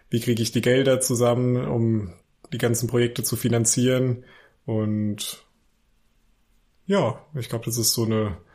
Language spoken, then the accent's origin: German; Weilburg, Hesse, Germany; born there; now in Leipzig, Germany; ich komme gebürtig aus Hesse, also ich bin gebürtiger Hesse aus Weilburg an der Lahn.